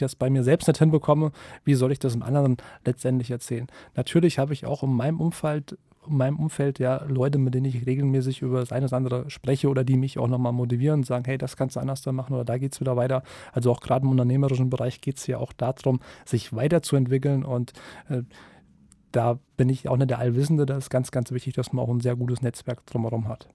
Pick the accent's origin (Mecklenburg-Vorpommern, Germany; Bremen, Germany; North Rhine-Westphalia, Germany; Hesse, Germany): Hesse, Germany; Kassel; ich komme aus Kassel